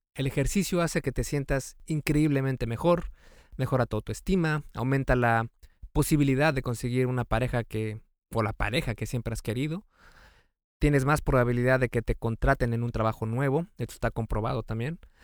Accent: Mexico; yo soy de México

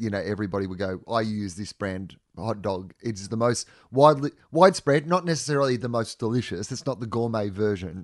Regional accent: Australia; as an Australian

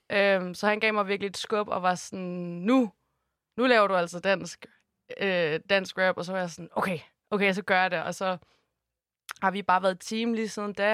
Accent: Holstebro, Central Denmark Region, Denmark; now in Copenhagen, Denmark; jeg elsker Jylland, og jeg er virkelig glad for hele min opvækst

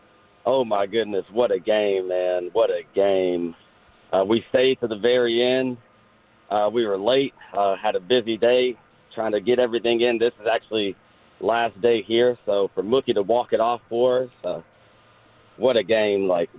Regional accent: Memphis, Tennessee, United States; So I'm actually from Memphis, Tennessee.

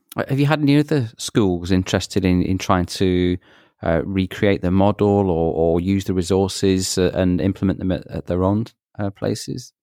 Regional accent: Manchester, North West England, United Kingdom; moved away; that's my hometown and, and, you know, grew up in Manchester

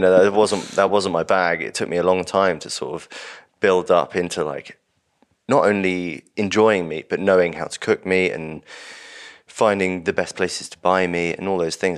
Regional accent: London, United Kingdom; I grew up in Urbanite in London, vegetarian

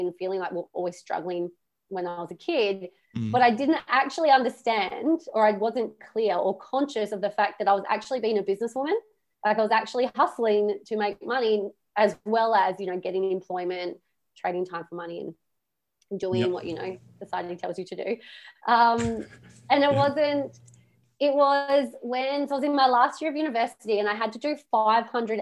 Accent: Australia; I am Australian

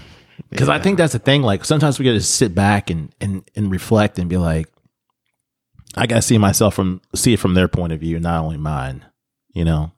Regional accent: United States; I'm American.

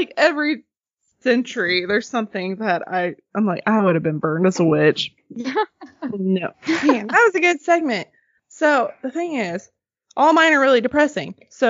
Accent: Arkansas, United States; In my hometown, there's this really old log cabin. It's the oldest structure in Arkansas.

